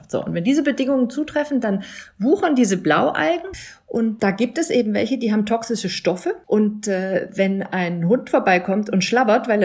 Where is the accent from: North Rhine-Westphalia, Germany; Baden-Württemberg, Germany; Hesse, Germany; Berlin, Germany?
Berlin, Germany; Also ich als Berlinerin weiß, nach einem Starkgewitter gehe ich da nicht baden